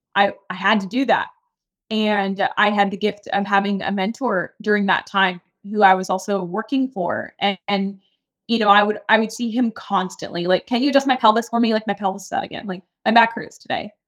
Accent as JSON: {"language": "English", "town": "Key West", "region": "Florida", "country": "United States", "said": "I'm from Key West, Florida, so, like, super small town"}